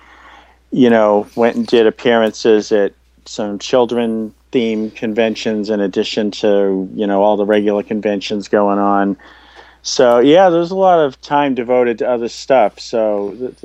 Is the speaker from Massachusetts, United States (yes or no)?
yes; Boston, Massachusetts, United States; based on neighborhood I grew up in around Boston